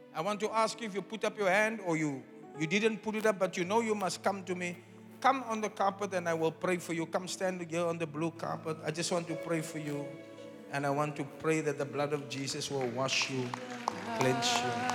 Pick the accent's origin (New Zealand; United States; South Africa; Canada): South Africa; I'm a South African.